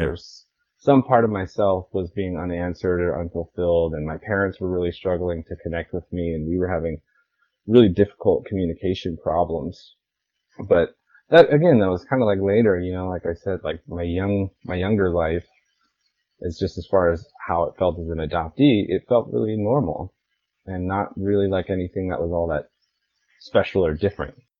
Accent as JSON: {"language": "English", "region": "Washington", "country": "United States", "tie": "born or raised there", "also_born_or_lived": "Hawaii", "moved": "as an adult", "lives_now": "Kauai, United States", "said": "I just like grew up in Washington"}